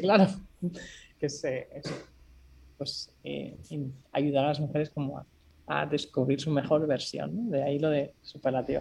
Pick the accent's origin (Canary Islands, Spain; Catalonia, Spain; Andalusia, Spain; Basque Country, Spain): Catalonia, Spain; Barcelona; moved away as an adult; also born or lived in Singapore; soy de Barcelona